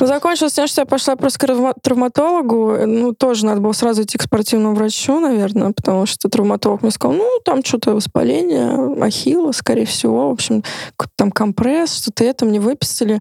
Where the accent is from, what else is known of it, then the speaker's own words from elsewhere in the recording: Moscow, Russia; я тоже москвичка